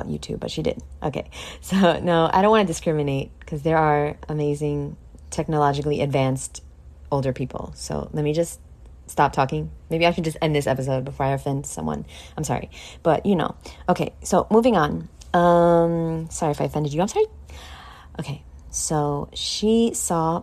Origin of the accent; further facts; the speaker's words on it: New York, United States; I'm from New York